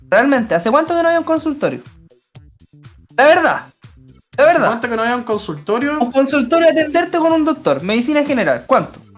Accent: Chile

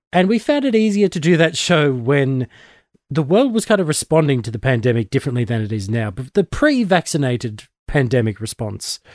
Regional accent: Australia; I'm one of the Aussie nerds

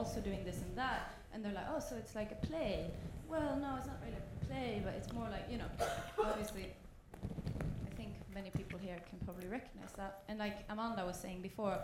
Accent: Sweden; I'm also from Sweden

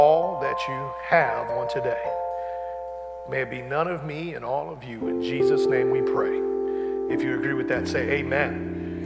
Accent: Detroit, Michigan, United States; growing up in Detroit

